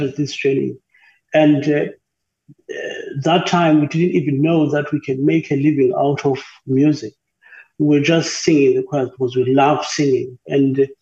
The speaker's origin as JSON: {"language": "English", "country": "South Africa", "said": "we don't have a lot of work in South Africa when it comes to opera."}